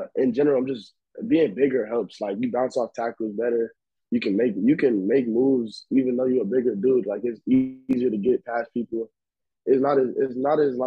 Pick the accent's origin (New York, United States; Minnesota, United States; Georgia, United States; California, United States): California, United States; Long Beach; I'm from Long Beach, California